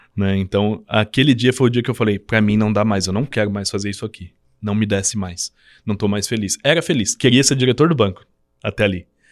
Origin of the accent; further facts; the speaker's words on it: Avaré, São Paulo, Brazil; moved away as an adult; also born or lived in Cruzeiro, São Paulo; Eu sou de Avaré, São Paulo, no né, interior de São Paulo, próximo ao Paraná